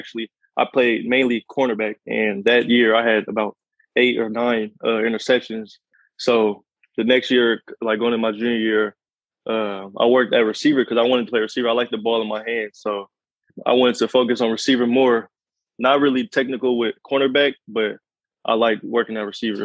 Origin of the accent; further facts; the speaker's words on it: San Francisco, California, United States; moved away as an adult; also born or lived in Oakland, California / Hayward, California; now in Colorado, United States; But I just went to school in Hayward, but I was born and raised in San Francisco and Oakland